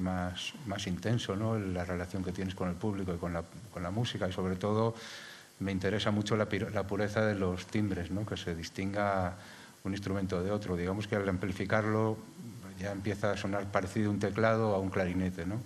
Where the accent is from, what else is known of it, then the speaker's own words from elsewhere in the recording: Madrid, Community of Madrid, Spain; now in Galapagar, Spain; no soy madrileño, ahora soy de Galapagar.